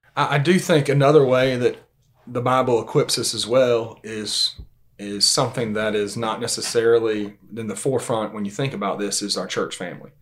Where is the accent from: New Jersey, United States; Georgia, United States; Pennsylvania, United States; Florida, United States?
Georgia, United States; Valdosta; also born or lived in Lakeland, Georgia; born and raised in Valdosta, Georgia.